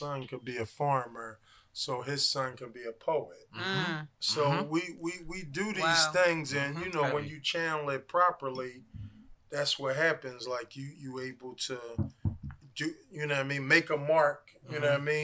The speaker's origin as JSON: {"language": "English", "town": "Philadelphia", "region": "Pennsylvania", "country": "United States", "said": "I'm from 56 and Spruce."}